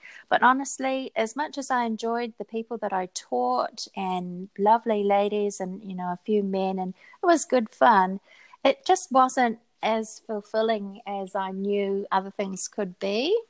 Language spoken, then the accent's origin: English; New Zealand; And I think it's so easy for people to look at us as New Zealanders or as English-speaking people and just assume that we are teachers.